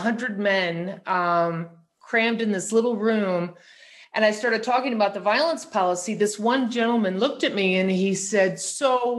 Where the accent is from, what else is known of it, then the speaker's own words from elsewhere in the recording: St. Louis, Missouri, United States; I grew up in St. Louis